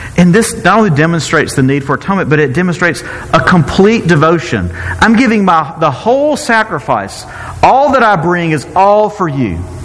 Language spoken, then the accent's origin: English; Mississippi, United States; I'm from Mississippi